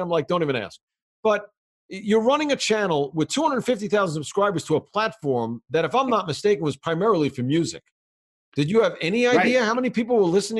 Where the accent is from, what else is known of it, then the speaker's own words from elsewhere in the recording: New York, United States; I grew up as a fan, more traditionally as a New Yorker, of the Islanders, the Nets, the Yankees, and the Giants.